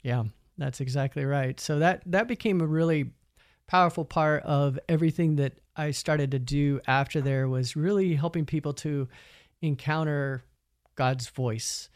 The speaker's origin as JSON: {"language": "English", "town": "Emporia", "region": "Kansas", "country": "United States", "tie": "born or raised there", "said": "my hometown university, Emporia State University"}